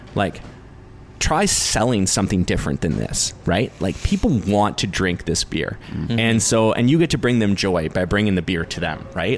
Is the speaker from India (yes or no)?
no; New Westminster, British Columbia, Canada